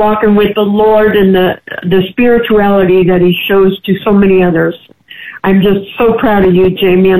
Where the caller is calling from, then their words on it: San Antonio, Texas, United States; I'm calling in from San Antonio, Texas.